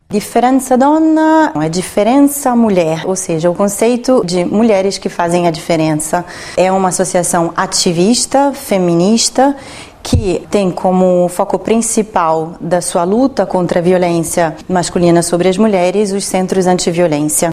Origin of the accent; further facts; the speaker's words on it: Rio de Janeiro, Brazil; now in Rome, Italy; eu falei que era é, do Brasil, do Rio de Janeiro